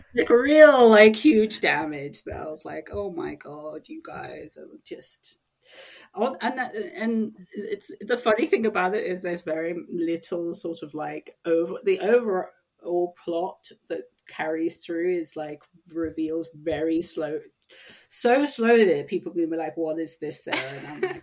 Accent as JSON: {"language": "English", "area": "Sussex", "region": "South East England", "country": "United Kingdom", "tie": "born or raised there", "said": "I grew up in Sussex"}